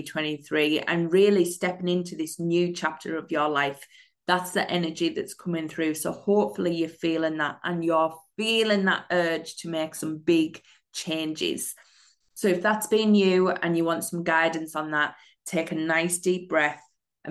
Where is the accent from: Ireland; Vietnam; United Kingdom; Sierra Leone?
United Kingdom; I'm a mindset and manifesting coach from the UK